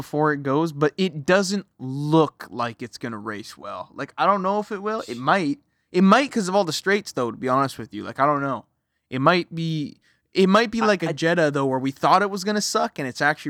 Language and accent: English; Canada; you're all from the East Coast. I'm from Canada.